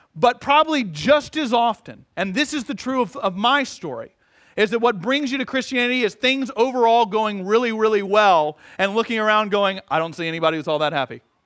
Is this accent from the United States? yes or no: yes; Atlanta, Georgia, United States; moved away; growing up in Atlanta